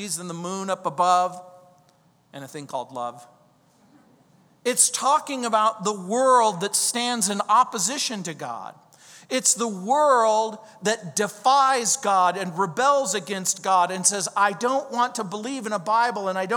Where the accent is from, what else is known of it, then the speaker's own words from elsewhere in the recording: New Orleans, Louisiana, United States; that's where I'm from. I was born in New Orleans